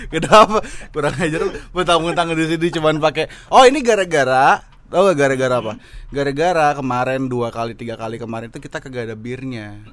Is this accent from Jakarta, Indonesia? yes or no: yes; Jakarta, Indonesia; gue gede di Glodok, bokap gue Cina